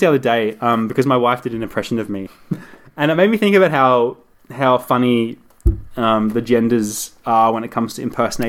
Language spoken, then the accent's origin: English; Gold Coast, Queensland, Australia